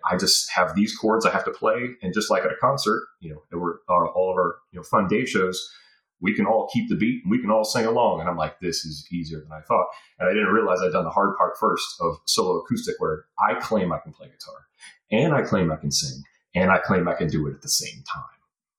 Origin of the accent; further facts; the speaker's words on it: North Carolina, United States; born there; And I'm like, conveniently, I was born in North Carolina, yet we do not sound the same.